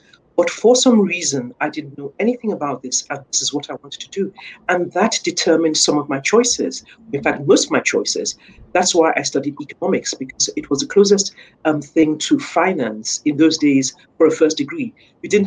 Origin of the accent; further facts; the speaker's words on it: Nigeria; moved away as an adult; corporate banking back in my home country in Nigeria